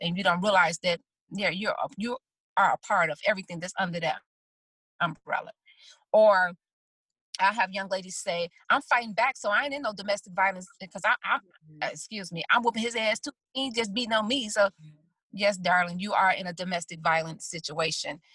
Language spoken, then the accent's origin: English; Chicago, Illinois, United States; I'm from the South Side of Chicago